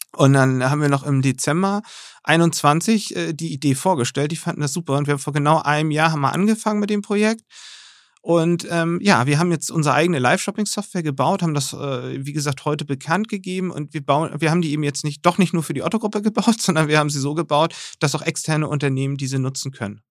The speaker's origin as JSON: {"language": "German", "country": "Germany", "said": "gerade als Deutsche"}